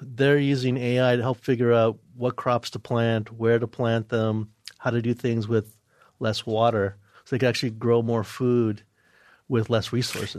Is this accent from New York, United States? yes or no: yes; New York, United States; Where I'm originally from, New York